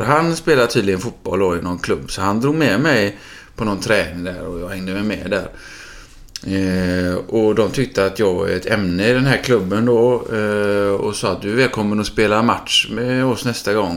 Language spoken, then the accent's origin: Swedish; Gothenburg, Västra Götaland, Sweden; min uppväxt på, eh, i Frölunda på Rubingatan